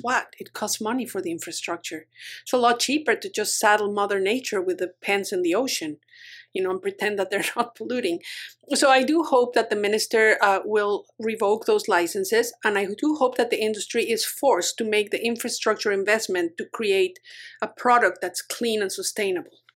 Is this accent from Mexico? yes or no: yes; Mexico; moved away as an adult; also born or lived in United States; now in Vancouver Island, Canada; I grew up in Mexico